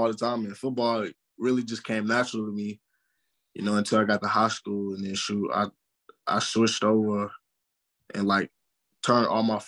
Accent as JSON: {"language": "English", "town": "St. Louis", "region": "Missouri", "country": "United States", "tie": "born or raised there", "said": "being grown up in St. Louis really built me."}